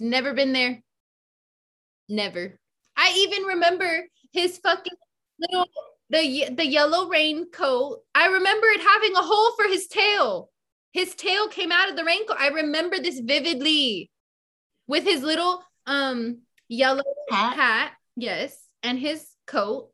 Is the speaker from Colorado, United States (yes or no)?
no; the Bay Area, California, United States; growing up in the Bay, like being exposed to so many different cultures